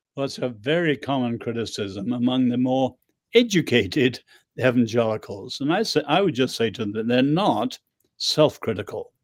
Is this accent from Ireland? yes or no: yes; Ireland; also born or lived in England; I'm Irish.